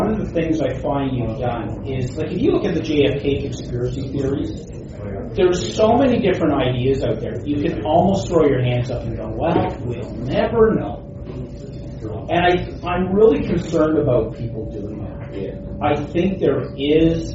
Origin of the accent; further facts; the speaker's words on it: Toronto, Ontario, Canada; I'm from Toronto